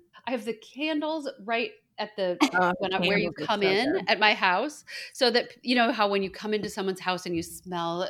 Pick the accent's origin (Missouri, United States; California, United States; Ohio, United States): California, United States; I grew up in California